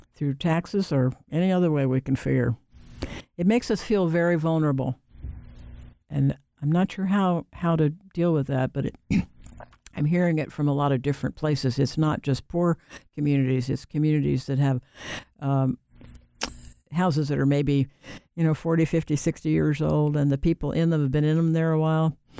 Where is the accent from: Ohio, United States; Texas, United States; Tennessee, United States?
Ohio, United States; moved away as an adult; also born or lived in North Carolina / Washington, D.C.; now in Raleigh, United States; I grew up in Ohio.